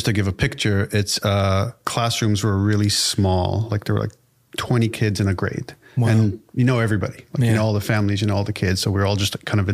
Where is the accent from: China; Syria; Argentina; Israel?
Israel; English is a second language; now in United States